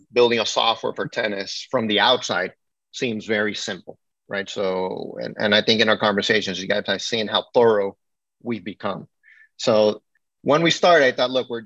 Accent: Nicaragua; moved away; also born or lived in Miami, Florida, United States; I grew up in Nicaragua

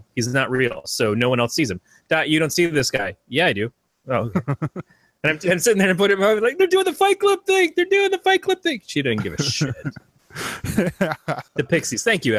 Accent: Michigan, United States; moved away; We're from Michigan.

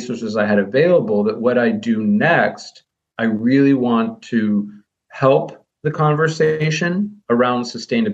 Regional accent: Midwest, United States; I grew up in the Midwest.

